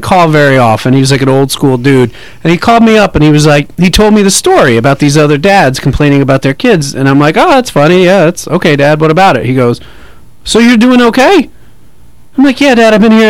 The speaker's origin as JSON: {"language": "English", "region": "New York", "country": "United States", "tie": "born or raised there", "also_born_or_lived": "North Hollywood", "moved": "as an adult", "lives_now": "Los Angeles, United States", "said": "I grew up in New York."}